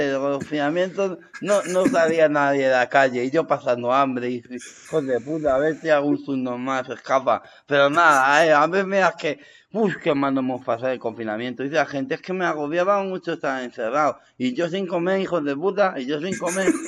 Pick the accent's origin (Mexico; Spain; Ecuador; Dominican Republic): Spain; Torrejón de Ardoz, Community of Madrid; now in Meco, Spain; me he ido a vivir a, la zona de Meco, ahora mismo. Pero, yo he vivido toda mi vida, yo, yo soy de Torrejón 2. dos.